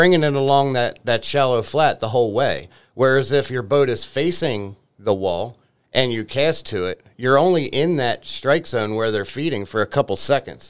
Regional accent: Baltimore, Maryland, United States; born or raised there; moved away as an adult

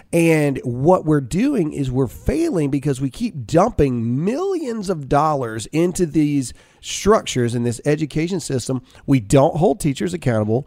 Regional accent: Mississippi, United States; moved away as an adult; now in Texas, United States; me and Alyssa were born and raised in Mississippi

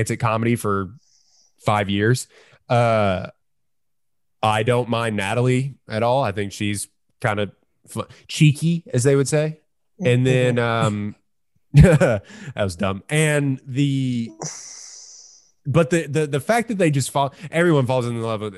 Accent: United States

